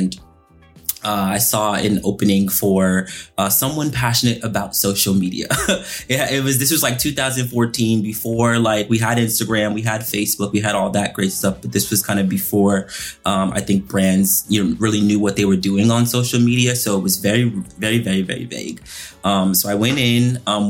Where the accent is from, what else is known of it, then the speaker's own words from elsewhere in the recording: Boston, Massachusetts, United States; now in Los Angeles, United States; I was born and raised in Boston, Massachusetts